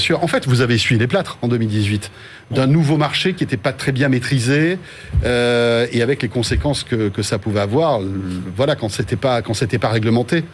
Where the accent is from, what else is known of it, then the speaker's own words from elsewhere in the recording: France; chez nous en France